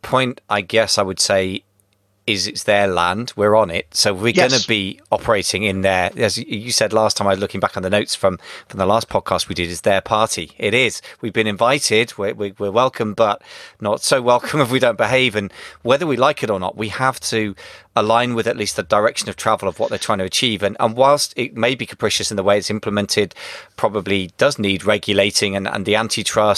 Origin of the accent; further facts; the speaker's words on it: United Kingdom; as a British person